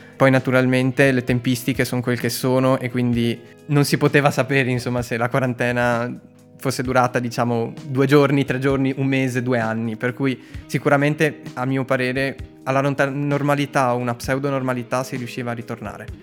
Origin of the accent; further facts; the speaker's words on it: Treviso, Veneto, Italy; siamo tornati a casa a Treviso sia io sia lei siamo io di Treviso